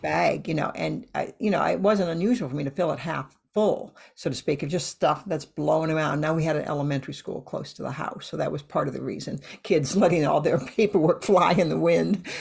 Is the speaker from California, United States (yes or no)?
no; Iowa, United States; moved away; I grew up in Iowa